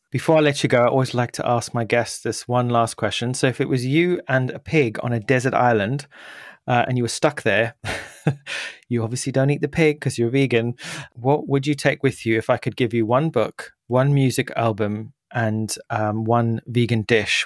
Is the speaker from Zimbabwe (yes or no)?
yes; Zimbabwe; moved away; I was born there in Zimbabwe